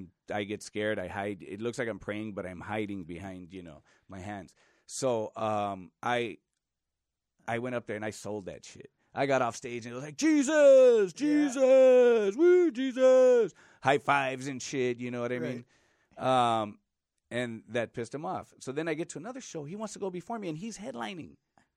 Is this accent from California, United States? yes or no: yes; Los Angeles, California, United States; East L.A.